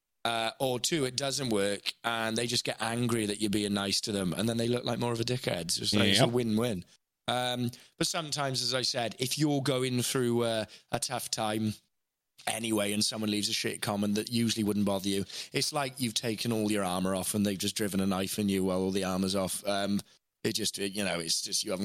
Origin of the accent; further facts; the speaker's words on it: Wales, United Kingdom; moved away; growing up in Wales and in a working-class family and a comprehensive Welsh school